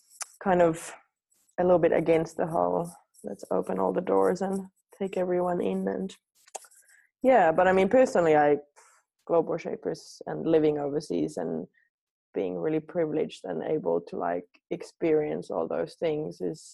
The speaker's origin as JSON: {"language": "English", "country": "Finland", "tie": "born or raised there", "also_born_or_lived": "New Zealand / Australia", "moved": "as an adult", "said": "I was born here in Finland where everything was really far away"}